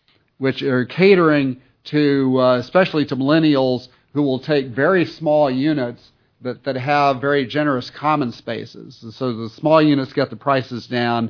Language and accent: English; Texas, United States; moved away; I'm from Texas